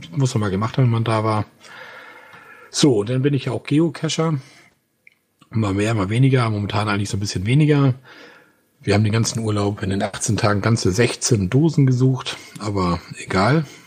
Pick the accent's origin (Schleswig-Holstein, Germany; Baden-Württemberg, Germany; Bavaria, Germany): Schleswig-Holstein, Germany; Wir kommen ja hier aus Schleswig-Holstein